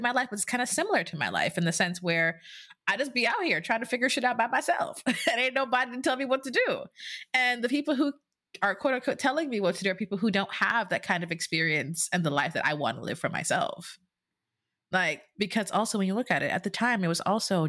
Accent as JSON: {"language": "English", "country": "Jamaica", "tie": "born or raised there", "said": "being born and raised in Jamaica"}